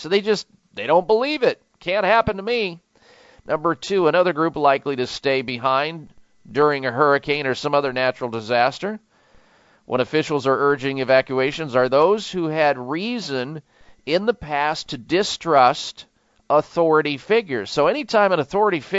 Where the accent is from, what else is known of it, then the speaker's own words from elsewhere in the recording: Midwest, United States; growing up in the Midwest